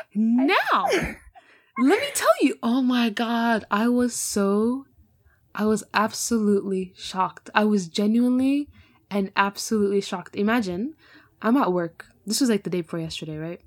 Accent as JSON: {"language": "English", "country": "Canada", "tie": "born or raised there", "moved": "as an adult", "lives_now": "Scotland, United Kingdom", "said": "I'm born and bred in Canada"}